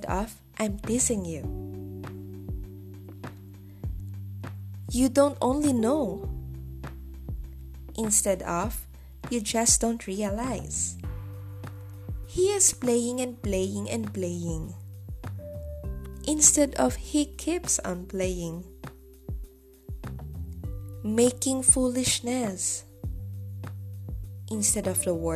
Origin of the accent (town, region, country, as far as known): Philippines